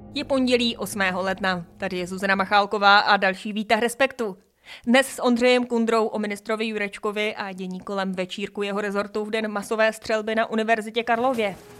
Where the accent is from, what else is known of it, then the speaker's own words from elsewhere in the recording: Czechia; jsme jako Češi